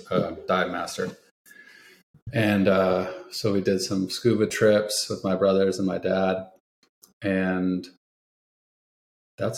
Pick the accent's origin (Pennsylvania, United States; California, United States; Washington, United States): Washington, United States; Edmonds; moved away as an adult; also born or lived in Seattle / Alaska / Kansas; now in San Diego, United States; I grew up in Edmonds